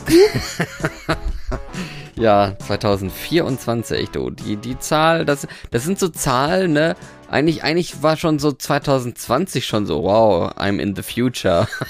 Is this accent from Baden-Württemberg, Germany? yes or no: no; North Rhine-Westphalia, Germany; moved away; also born or lived in Norway; da, wo ich ursprünglich herkomme, aus Westfalen